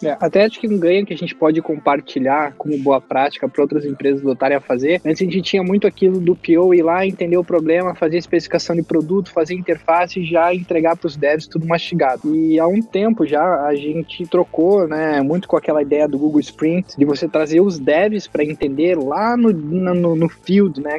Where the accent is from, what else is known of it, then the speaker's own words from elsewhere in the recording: Brazil; now in United States; a gente é brasileiro